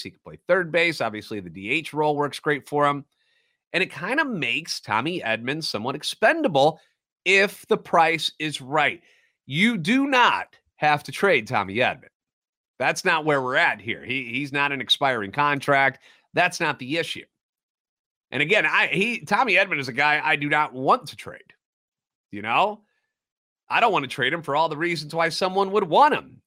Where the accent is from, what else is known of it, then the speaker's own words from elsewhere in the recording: St. Louis, Missouri, United States; now in Nashville, United States; Born and raised in the Lou